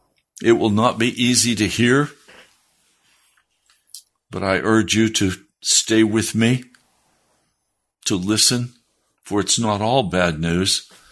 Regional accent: Denver, Colorado, United States; born there; also born or lived in Bosler, Wyoming / Laramie, Wyoming / Pennsylvania; I was born in Denver, Colorado. My family moved from Denver to a place called Bosler, Wyoming, and to Laramie, Wyoming, and to Pennsylvania.

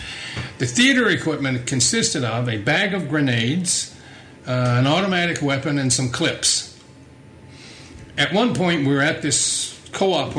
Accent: South Texas, United States; growing up in South Texas

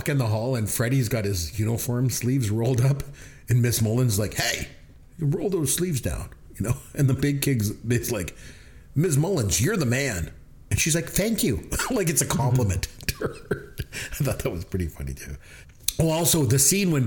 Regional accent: Canada; As a Canadian

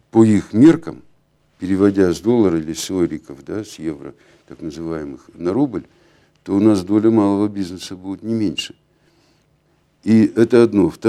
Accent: Nizhny Tagil, Sverdlovsk Oblast, Russia; Вот я родился в Нижнем Тагиле. Я живу здесь. Для меня Нижний Тагил – это то место, это моя родина.

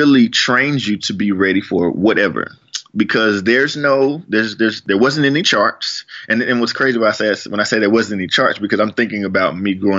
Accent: Fort Worth, Texas, United States; I'm from Fort Worth

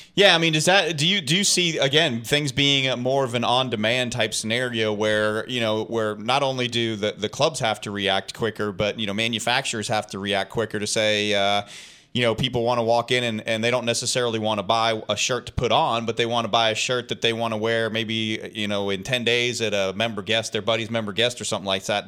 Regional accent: Massachusetts, United States; I'm from Massachusetts originally

